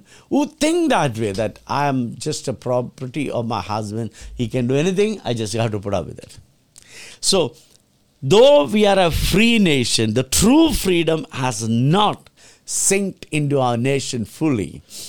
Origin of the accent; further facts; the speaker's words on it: Kerala, India; So we government need to set up home for all campaign. I'm from Kerala.